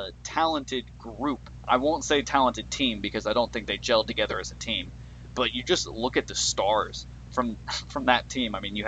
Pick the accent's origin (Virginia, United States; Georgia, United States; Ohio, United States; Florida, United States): Florida, United States; Orlando; They really love my hometown of Orlando.